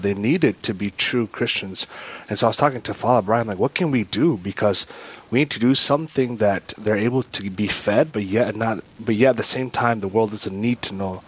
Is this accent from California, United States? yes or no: no; Owatonna, Minnesota, United States; I grew up in Owatonna, Minnesota, so not too far from Austin here.